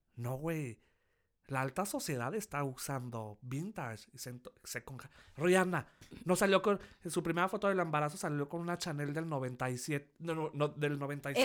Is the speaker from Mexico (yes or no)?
yes; Durango, Mexico; moved away as an adult; now in Mexico City, Mexico; Yo llevo siete años aquí en la Ciudad de México. Bueno, pero si no lo saben, soy de Durango